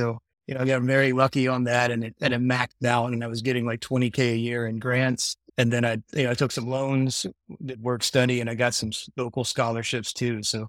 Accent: Madisonville, Kentucky, United States; So I grew up in Madisonville, Kentucky, which is a small town, like 19,000 people, about 2 hours northwest of Nashville.

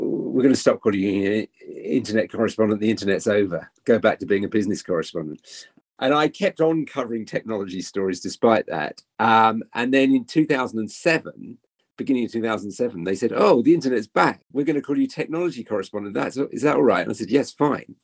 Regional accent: United Kingdom; as a British journalist

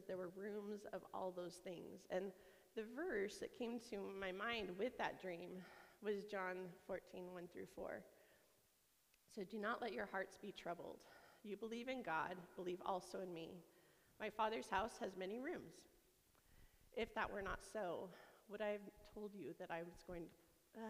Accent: Yakima, Washington, United States; I grew up in Yakima.

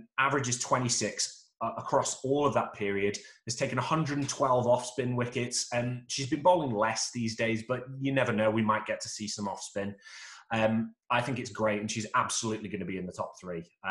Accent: Stoke-on-Trent, West Midlands, United Kingdom; I'm from Stoke-on-Trent

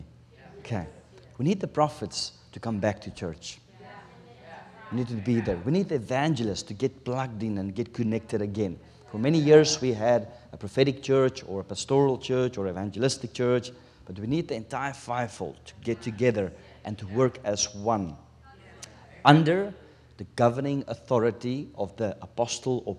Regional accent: South Africa; first language Afrikaans; English is a second language; English is my third language. We speak Afrikaans in South Africa. My taal is Afrikaans

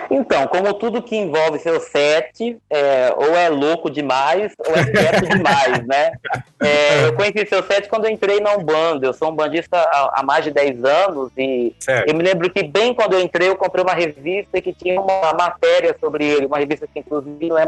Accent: Cuiabá, Mato Grosso, Brazil; Também sou dirigente de um templo umbandista chamado Casa de Oração Caboclo do Pinambá, é, sou cuiabano, né?

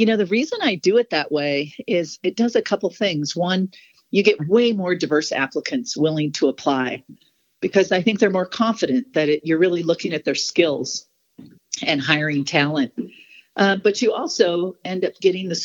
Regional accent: Montana, United States; now in Denver, United States; I grew up in Montana

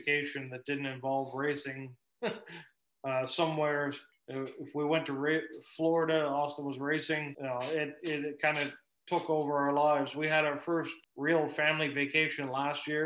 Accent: England, United Kingdom; moved away; I'm English

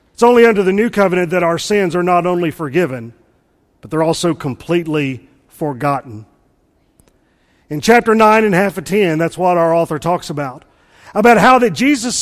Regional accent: Mississippi, United States; I'm from Mississippi, and I was homeschooled

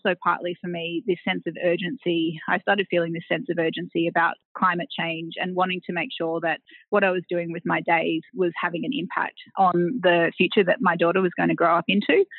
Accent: Tweed Heads, New South Wales, Australia; also born or lived in Taree; I grew up on the Gold Coast, so a little town called Tweed Heads at the southern end of the Gold Coast.

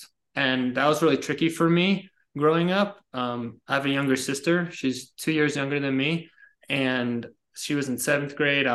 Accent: about 20 minutes north of the Bronx, New York, United States; I was born in New York, about 20 minutes north of the Bronx. I was raised there

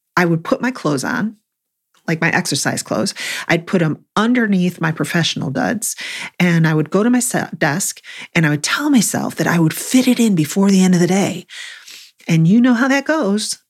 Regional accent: Buffalo, New York, United States; now in North Carolina, United States; I grew up in Buffalo

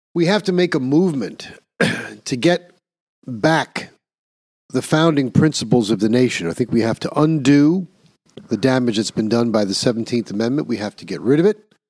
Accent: New York, United States; my home state of liberal New York

